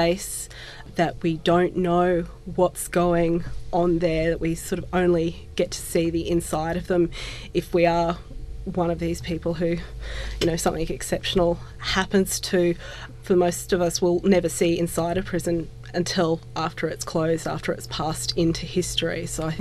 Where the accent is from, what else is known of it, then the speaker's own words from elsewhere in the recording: Brisbane, Queensland, Australia; I grew up in Brisbane close to the Boggo Road Jail after it closed